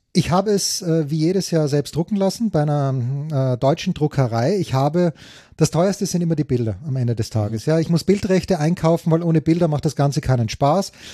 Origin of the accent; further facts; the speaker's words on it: Austria; als Österreicher